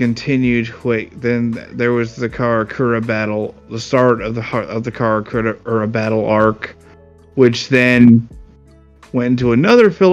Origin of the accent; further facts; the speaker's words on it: Florida, United States; I grew up in Florida